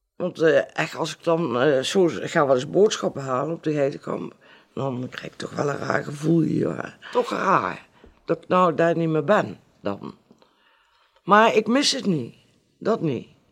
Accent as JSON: {"language": "Dutch", "town": "Arnhem", "region": "Gelderland", "country": "Netherlands", "tie": "born or raised there", "accent": "plat Arnhems", "said": "ik ben geboren op de Geitenkamp. Op, het, de Geitenkamp zelf. En ik heb daar ook altijd gewoond tot uh, eh, 2,5 jaar terug."}